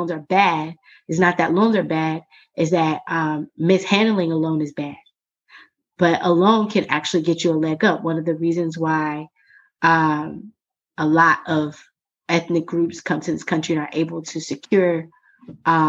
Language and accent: English; Jacksonville, Florida, United States; I grew up in Duval County